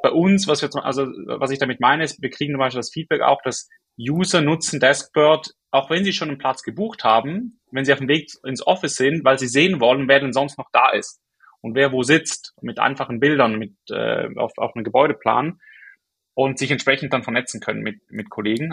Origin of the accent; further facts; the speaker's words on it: Switzerland; accent: Swiss; moved away; bin aus der Schweiz ursprünglich, wie man glaube ich hört, an meinem Akzent